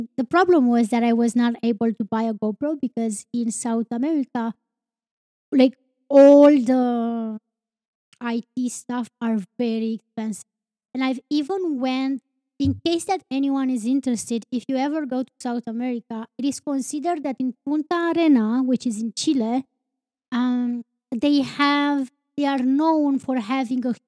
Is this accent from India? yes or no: no; Romania; I'm not from United States. And he's like, where are you from? And I'm like, Romania